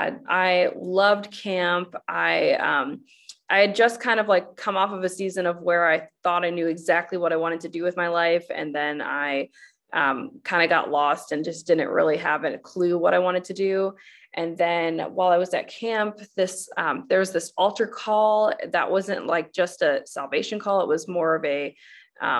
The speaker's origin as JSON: {"language": "English", "country": "United States", "tie": "born or raised there", "said": "I grew up in the United States"}